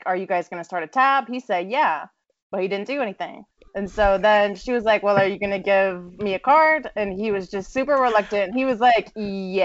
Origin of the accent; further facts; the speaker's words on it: Memphis, Tennessee, United States; moved away as an adult; now in Nashville, United States; I am from Memphis, but I live in Nashville now. I've been here about 3 years